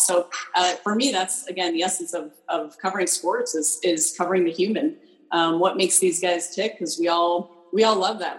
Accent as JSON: {"language": "English", "region": "Colorado", "country": "United States", "tie": "born or raised there", "said": "I grew up in Colorado"}